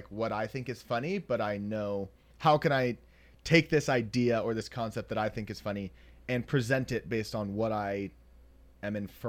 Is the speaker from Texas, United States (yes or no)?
no; Nashville, Tennessee, United States; born or raised there; moved away